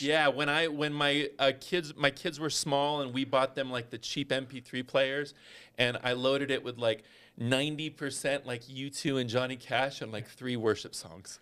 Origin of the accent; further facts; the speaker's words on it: Northern California, United States; I grew up in Northern California